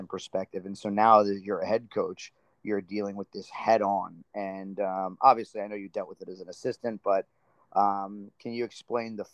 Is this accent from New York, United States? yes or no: no; Miami, Florida, United States; you and I are both, you know, born and raised in South Florida, born in Miami